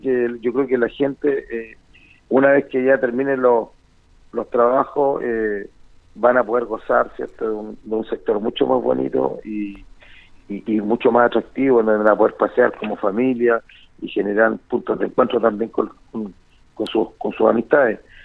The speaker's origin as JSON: {"language": "Spanish", "country": "Chile"}